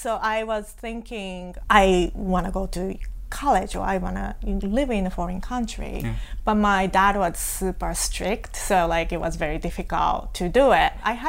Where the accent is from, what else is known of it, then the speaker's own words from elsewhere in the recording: Hiroshima, Japan; English is a second language; moved away as an adult; also born or lived in Osaka / Australia / West Virginia; now in United States; So I was born and raised in Japan. I was born in Hiroshima, raised in Hiroshima. So I went, after I graduated high school, I moved to Osaka and I went to college there.